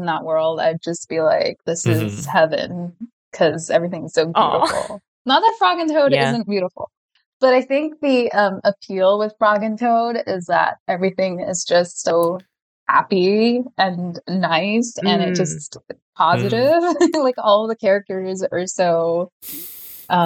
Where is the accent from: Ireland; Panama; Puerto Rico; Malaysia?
Malaysia; also born or lived in Australia / England / India; now in Los Angeles, United States; I've grown up in Malaysia, so that's home for me too, and I've lived in different places